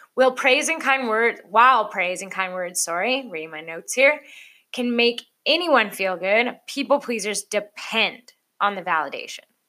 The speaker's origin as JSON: {"language": "English", "country": "Canada", "said": "I'm Canadian."}